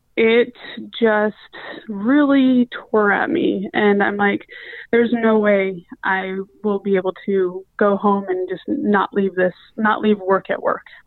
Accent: Price, Utah, United States; moved away as an adult; also born or lived in San Jose, California / Klamath Falls, Oregon / Salt Lake City, Utah; now in St. Louis, United States; I'm originally from Price, Utah. Spent a lot of my childhood in San Jose, California, before going back to Price. Uh, then a couple of years in a small town outside of Klamath Falls, Oregon, before again going back to Price

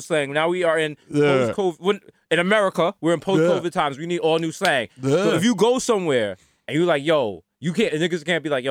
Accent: Jamaica; now in United States; I'm Jamaican

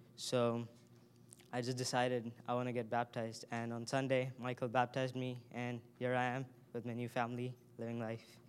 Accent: India; moved away as an adult; now in United States; I grew up in India, and I was raised in a Hindu family.

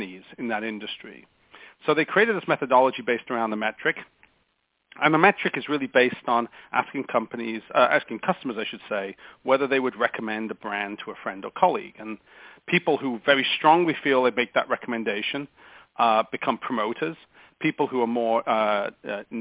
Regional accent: England, United Kingdom; moved away as an adult; also born or lived in United States; now in California, United States; So I'm an Englishman by birth and an American by naturalization.

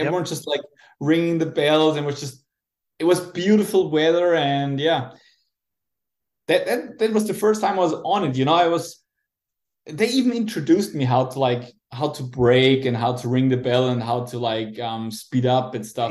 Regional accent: Austria; also born or lived in Salzburg, Austria; I'm from Austria.

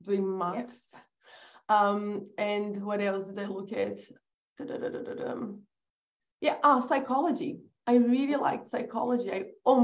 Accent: Brazil; English is a second language; moved away as an adult; also born or lived in England; I was born in Brazil

